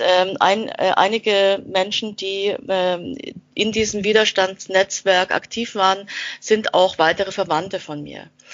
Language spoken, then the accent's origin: German; Austria; now in Nuremberg, Germany; ich bin äh, in Österreich äh, aufgewachsen als äh, Kind eines ähm, österreichischen Vaters und einer deutschen Mutter